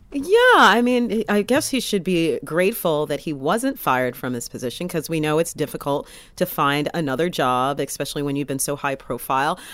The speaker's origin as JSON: {"language": "English", "country": "United States", "said": "as an American"}